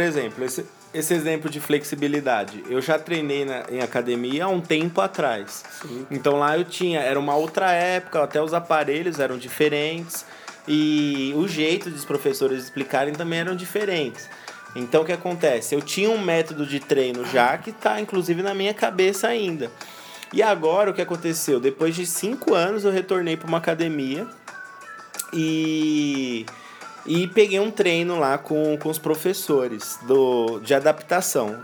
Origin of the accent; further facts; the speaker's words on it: São Paulo, Brazil; nós somos paulistas, estamos em São Paulo